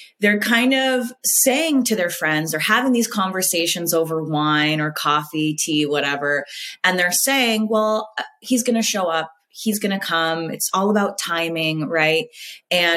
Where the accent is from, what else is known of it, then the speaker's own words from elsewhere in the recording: Southern California, United States; now in Florida, United States; being a Southern California girl